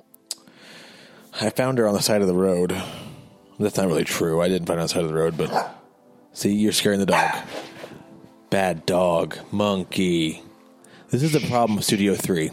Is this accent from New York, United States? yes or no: no; Mattoon, Illinois, United States; My hometown of Mattoon, Illinois